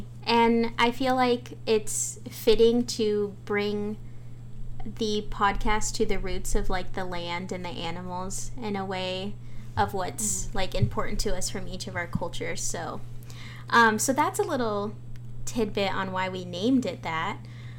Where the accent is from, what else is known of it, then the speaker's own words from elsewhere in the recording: California, United States; I'm People of the Pines, Serrano, Yuhaviatam. So I'm actually broadcasting from Gabrielano territory, which is now known as Los Angeles.